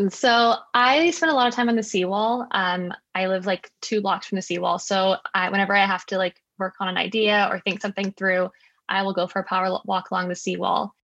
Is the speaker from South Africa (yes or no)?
yes; South Africa; born there; Yeah, so I was born in South Africa. Um, I kind of moved back and forth between here and South Africa growing up. Um, both my parents are South African, but my mom was born in Canada.